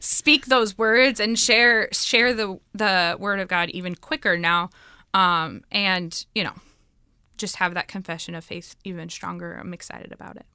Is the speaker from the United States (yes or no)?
yes; United States; moved away as an adult; now in Dominican Republic; I'm from the United States